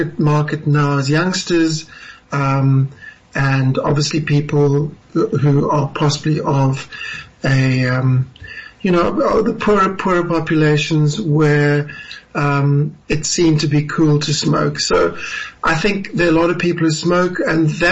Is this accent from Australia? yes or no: no; South Africa; as a South African